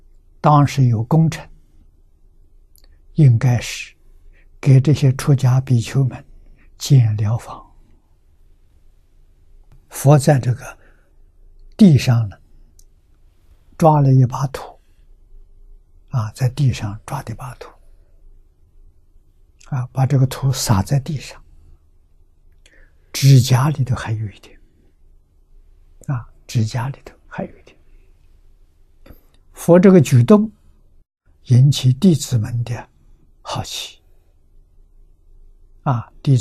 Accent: China; 我们中国人常讲“昙花一现”

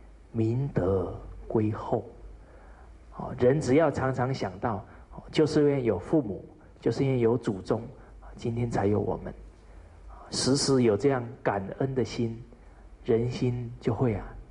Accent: China; 这个是我们中国人呢很好的美德

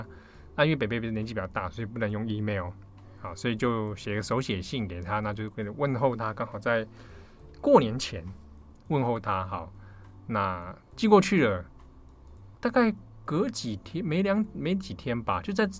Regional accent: Taiwan; 我大喜欢台湾境，我是台湾人啊。我们过农历新年

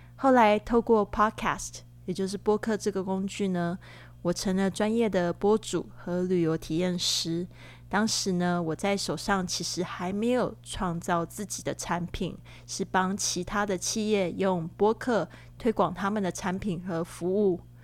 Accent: Taiwan; moved away as an adult; also born or lived in Shanghai; now in Barcelona, Spain; 我是来自台湾

